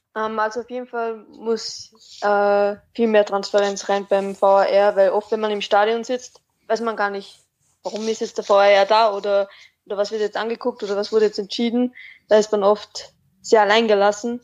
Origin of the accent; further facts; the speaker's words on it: Austria; ich weiß nicht, ob man es ähm, groß oder stark raushört, aber ich komme aus Österreich